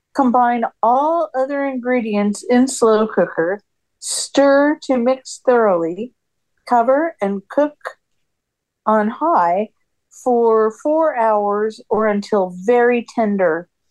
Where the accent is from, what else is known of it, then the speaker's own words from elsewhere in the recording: California, United States; I grew up in California